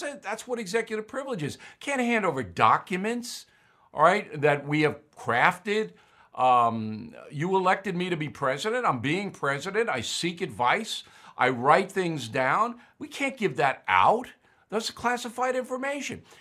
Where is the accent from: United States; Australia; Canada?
United States; As an American